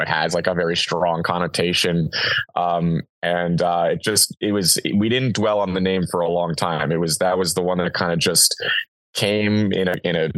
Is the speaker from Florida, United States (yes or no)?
no; New York, United States; now in California, United States; I'm from New York